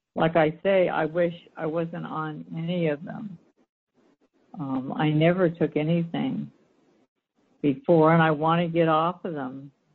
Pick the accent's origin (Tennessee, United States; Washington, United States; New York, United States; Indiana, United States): Washington, United States; Seattle; also born or lived in Los Angeles, California / Orange County, California / Bellevue, Washington / Port Angeles, Washington; I grew up in Seattle, raised my children in Basel, and moved out to Port Angeles.